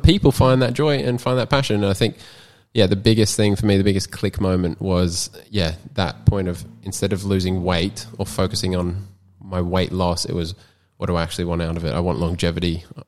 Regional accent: Sunshine Coast, Queensland, Australia; also born or lived in Townsville, Queensland; I live on the Sutcher Coast. I've been here since I was four, born and bred in Townsville, and then moved here.

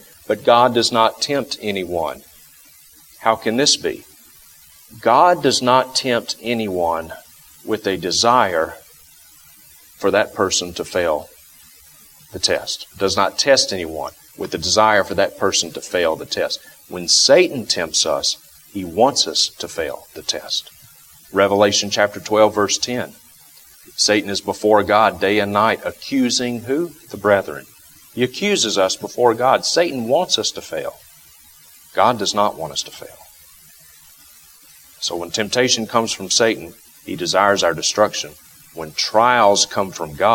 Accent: the South, United States; moved away; I grew up in the South

